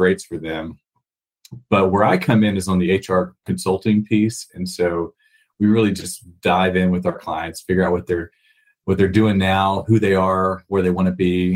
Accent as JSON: {"language": "English", "region": "Texas", "country": "United States", "said": "from an accent standpoint, if they can pick up that I'm from Texas or if it just sounds like a regular American"}